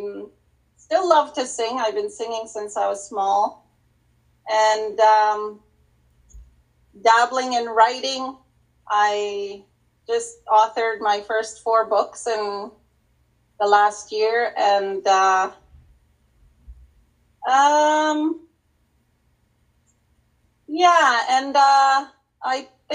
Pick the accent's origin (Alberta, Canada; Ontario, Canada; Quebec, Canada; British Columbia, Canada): Alberta, Canada; Wabasca; now in Edmonton, Canada; I'm originally from Wabascot, but I moved here so long ago that this is home for me